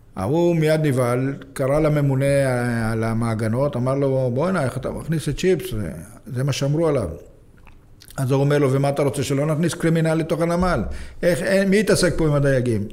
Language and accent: Hebrew; Jaffa, Tel Aviv District, Israel; אני גדלתי ביפו